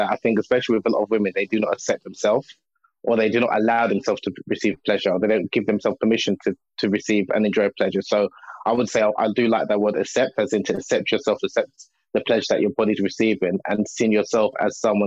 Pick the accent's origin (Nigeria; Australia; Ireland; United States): Nigeria; I'm originally from Nigeria, West Africa